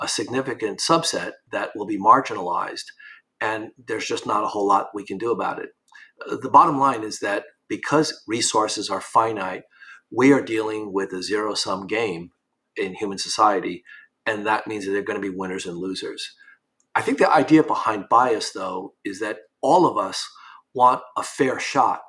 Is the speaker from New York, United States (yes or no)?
yes; New York, United States; when I grew up in New York in the 1960s and 70s